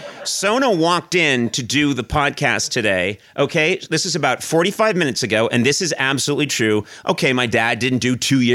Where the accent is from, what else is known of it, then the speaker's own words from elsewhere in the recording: Boston, Massachusetts, United States; moved away as an adult; now in Los Angeles, United States; I didn't grow up in a town like this. I grew up in Boston, Massachusetts.